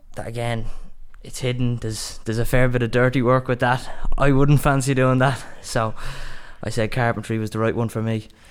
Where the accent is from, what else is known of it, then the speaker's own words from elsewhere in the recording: Dublin, Leinster, Ireland; I'm from Dublin, and um, my dad's a, a builder himself